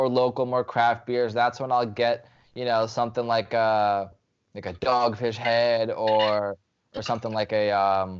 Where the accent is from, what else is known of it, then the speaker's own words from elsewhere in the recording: Lviv, Lviv Oblast, Ukraine; moved away; It's from my hometown